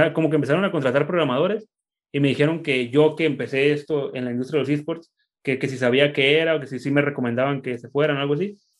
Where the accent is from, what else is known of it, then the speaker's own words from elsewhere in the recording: Tijuana, Baja California, Mexico; yo soy de Tijuana y aquí nací